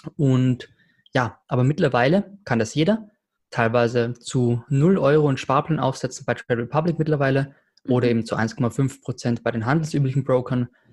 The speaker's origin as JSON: {"language": "German", "country": "Austria", "said": "ich als Österreicher"}